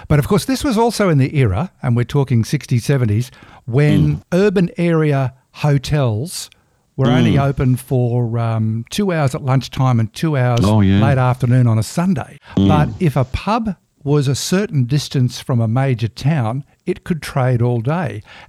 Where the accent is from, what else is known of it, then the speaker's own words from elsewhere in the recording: Townsville, Queensland, Australia; moved away; growing up in Townsville.